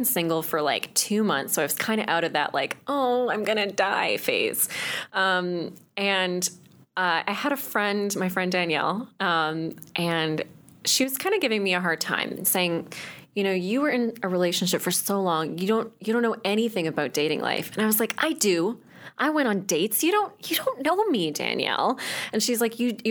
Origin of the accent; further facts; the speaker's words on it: Chatham, Ontario, Canada; moved away; It was Chatham